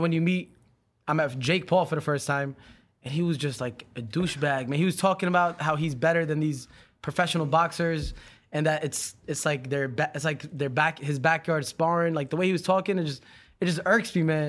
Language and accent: English; New York City, New York, United States; now in Los Angeles, United States; We're from, we're from New York, Brooklyn